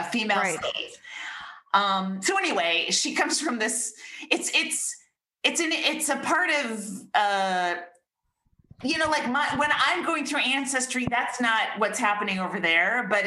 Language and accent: English; United States; we're raised in America, we're raised American